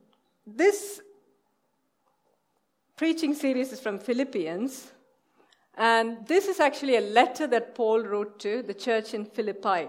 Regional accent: India; moved away; we are from India

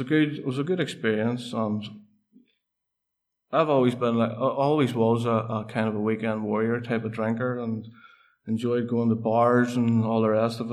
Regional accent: Portadown, Northern Ireland, United Kingdom; I am from Portadown and grew up in a housing estate

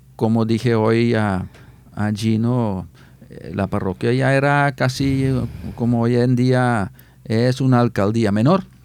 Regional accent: Netherlands; Spanish is a second language; moved away as an adult; Yo fui mm. ordenado sacerdote en el 86 en Holanda, en mi parroquia, la parroquia de mi pueblo

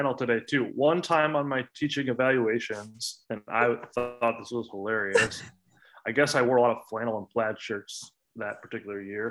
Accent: Green Bay, Wisconsin, United States; moved away as an adult; also born or lived in Palo Alto / Ann Arbor; I was born and raised in Green Bay, and so I lived here for like 20 some years and then left and came back.

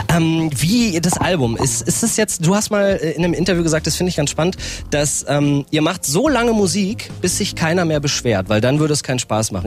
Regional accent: Norden, Lower Saxony, Germany; moved away; Ich bin in Norden groß geworden.

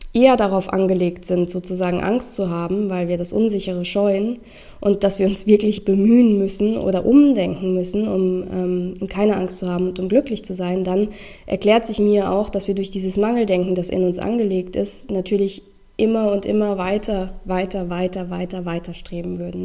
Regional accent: Rheingau, Hesse, Germany; moved away as an adult; also born or lived in Düsseldorf; aus meinem Heimatort, ähm, aus dem Rheingau

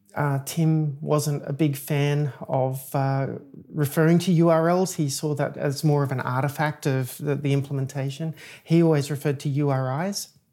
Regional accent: Australia; moved away as an adult; also born or lived in Chicago, United States; now in United States; I'm an Australian software engineer. I moved to the United States twelve, sorry, um, seventeen years ago.

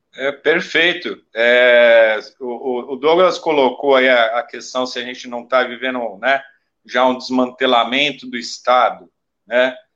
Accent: Brazil; nós produzimos enquanto brasileiros

